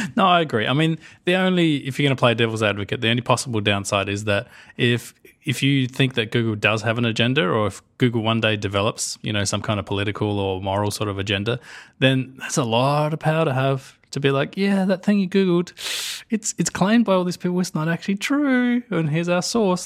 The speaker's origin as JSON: {"language": "English", "country": "Australia", "said": "us Australians"}